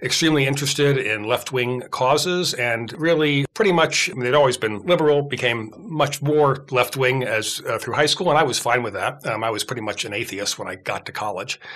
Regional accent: Connecticut, United States; now in Atlanta, United States; I grew up in Connecticut

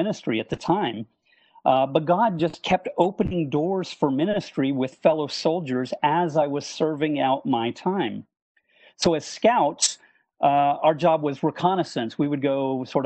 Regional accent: Hickory, North Carolina, United States; moved away as an adult; also born or lived in Montreal, Canada; now in Birmingham, United States; I grew up, at least from the fourth grade, in a small town in North Carolina in the foothills of the Appalachian Mountains, Hickory

